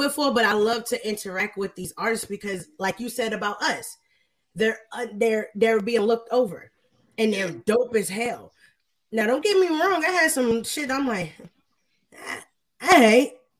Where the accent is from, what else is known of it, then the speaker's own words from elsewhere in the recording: Ohio, United States; now in Atlanta, United States; So now when I see the people that I grew up with in Ohio going crazy, I'm like, all right, cool.